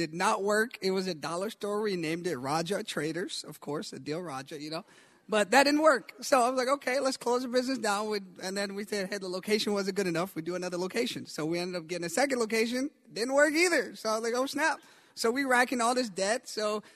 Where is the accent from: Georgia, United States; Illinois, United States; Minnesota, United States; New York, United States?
Georgia, United States; Atlanta; moved away; also born or lived in Karachi, Pakistan / Alaska; I grew up in Atlanta, Georgia, been there for 10 years